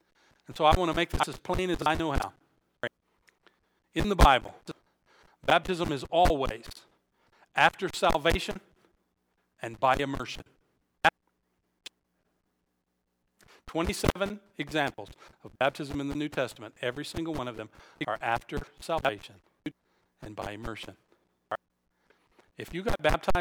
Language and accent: English; Alabama, United States; moved away; I was born and raised in Alabama